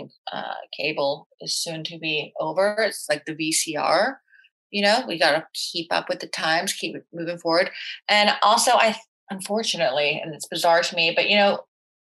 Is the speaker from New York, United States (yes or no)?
no; Florida, United States; growing up in Florida, being a bartender at Dijon's where there are retirees